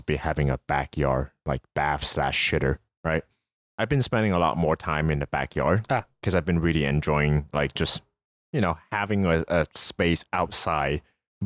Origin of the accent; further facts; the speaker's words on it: United States; we as American growing up